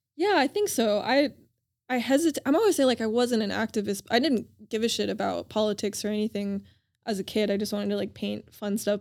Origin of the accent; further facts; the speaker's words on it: Denver, Colorado, United States; also born or lived in Oahu, Hawaii; now in Los Angeles, United States; I grew up in Denver, Colorado most of the time with a family